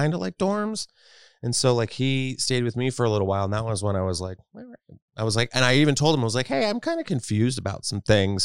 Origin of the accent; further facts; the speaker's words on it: Texas, United States; I grew up in Texas